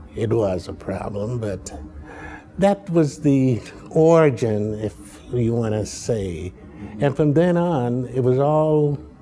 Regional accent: Chicago, Illinois, United States; also born or lived in Muskogee, Oklahoma; But I was bred in Southside Chicago.

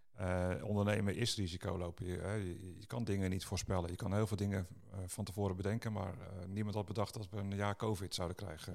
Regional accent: Netherlands; wij Nederlanders

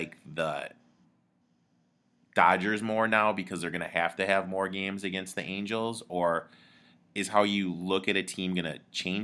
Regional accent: Michigan, United States; I grew up in Michigan

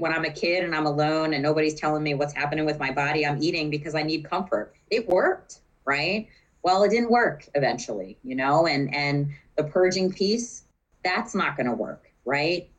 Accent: Maryland, United States; moved away as an adult; also born or lived in West Chester, Pennsylvania; I'm from Maryland

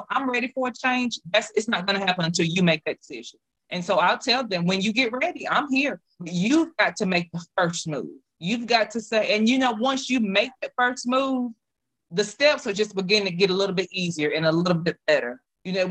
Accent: South Mississippi, United States; moved away as an adult; now in North Mississippi, United States; I'm from South Mississippi. I was raised off of soul food.

